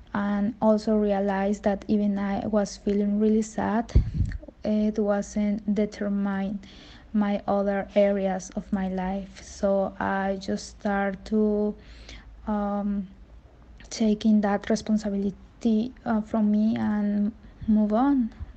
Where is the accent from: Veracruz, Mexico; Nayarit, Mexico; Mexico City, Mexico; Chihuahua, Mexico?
Veracruz, Mexico; I'm from Veracruz, Mexico.